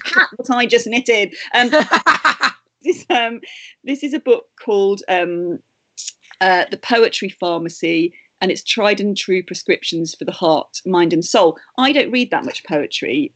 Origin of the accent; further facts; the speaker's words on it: Matlock, East Midlands, United Kingdom; moved away; from my hometown of Matlock